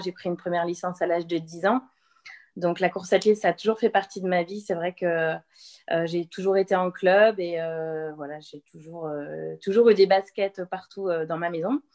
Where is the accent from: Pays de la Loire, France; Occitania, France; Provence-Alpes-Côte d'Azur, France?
Pays de la Loire, France; Le Mans; moved away as an adult; also born or lived in Angers / Toulouse; je suis sartoise, je suis née au Mans